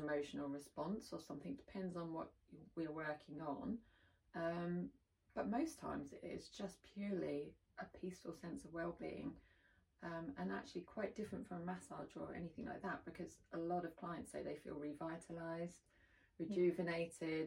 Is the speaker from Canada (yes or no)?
no; United Kingdom; being British